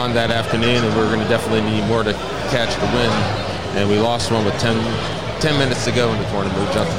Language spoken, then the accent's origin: English; Miami, Florida, United States; I grew up in the Miami area.